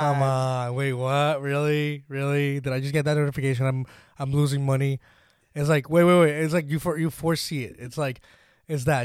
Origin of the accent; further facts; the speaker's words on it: Dominican Republic; moved away; also born or lived in Puerto Rico; people ask me, "Oh, where are you from?" The Dominican Republic